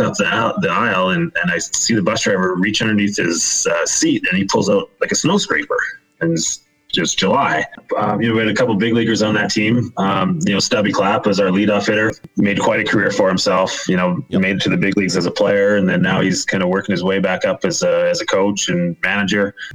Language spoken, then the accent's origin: English; Kamloops, British Columbia, Canada; I grew up in Kamloops, British Columbia, big baseball town